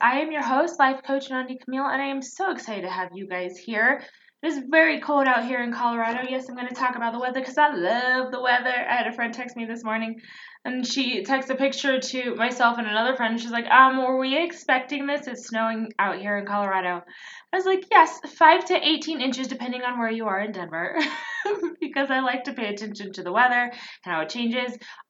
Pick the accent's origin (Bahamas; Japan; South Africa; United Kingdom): Japan; I grew up part in Japan, and so we wore them when you got sick, but that was it.